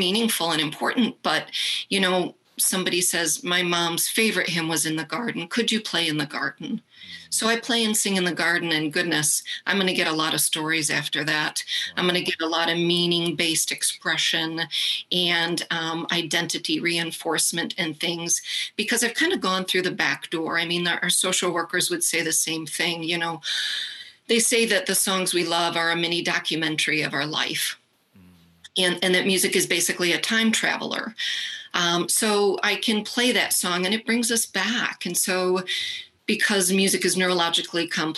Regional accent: Rockford, Illinois, United States; I grew up in Rockford, Illinois.

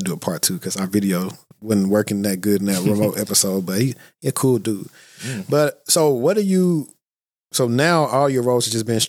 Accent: Shreveport, Louisiana, United States; Well, we're both from Shreveport. So that's what makes it pretty cool.

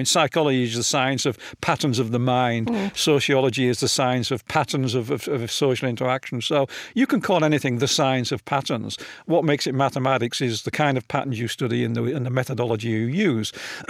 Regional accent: Hull, Yorkshire and the Humber, United Kingdom; Yeah, I was born in Hull in what apparently was the worst snowstorm of the decade in 1947.

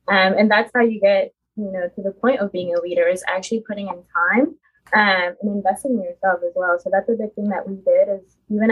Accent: California, United States; moved away as an adult; now in Texas, United States; 24 years old. I'm from California. I actually moved to Texas.

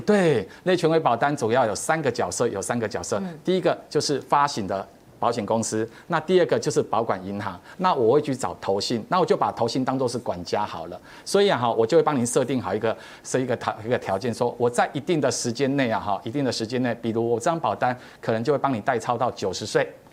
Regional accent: Taiwan; 我们台湾人现在可以活多久

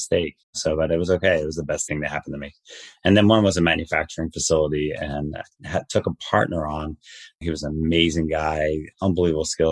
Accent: New Jersey, United States; I am from Jersey

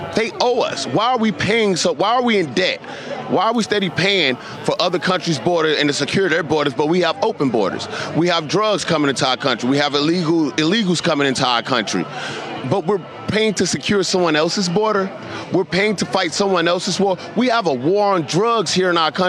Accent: St. Louis, Missouri, United States; Growing up in St. Louis, Missouri

